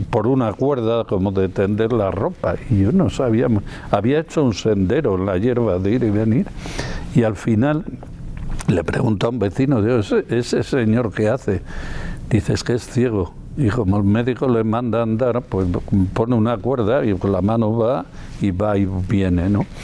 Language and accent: Spanish; Castile and León, Spain; born there; en el Porma, que es el río donde está el embalse donde yo nací, al nacimiento en el puerto Vegarada, ya en la frontera con Asturias.